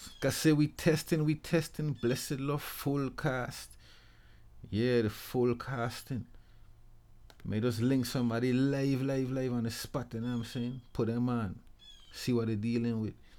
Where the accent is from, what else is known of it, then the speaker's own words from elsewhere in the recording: Charlotte Amalie, U.S. Virgin Islands; I'm from actually Saint Thomas, Saint Thomas Virgin Islands.